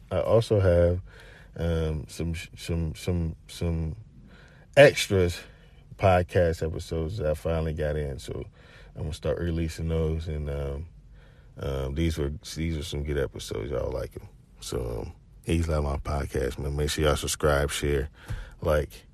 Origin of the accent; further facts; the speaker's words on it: Chattanooga, Tennessee, United States; I'm from Chattanooga